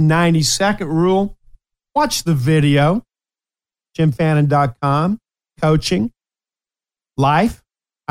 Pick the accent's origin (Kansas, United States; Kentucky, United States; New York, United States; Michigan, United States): Kentucky, United States; Ashland; also born or lived in Appalachia; Before we moved to the big city, Ashland, Kentucky, which I love, my hometown of Ashland